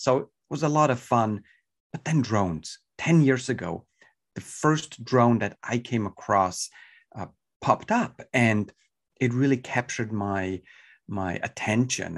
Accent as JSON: {"language": "English", "country": "Switzerland", "tie": "born or raised there", "moved": "as an adult", "lives_now": "California, United States", "said": "I was born and raised in Switzerland, so, uh, my European ties, uh, are, are definitely hurt as well in my, in my accent."}